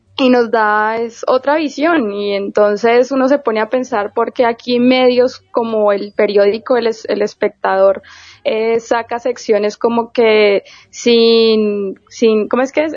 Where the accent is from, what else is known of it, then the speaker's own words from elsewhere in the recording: Colombia; nosotros desde acá, desde Colombia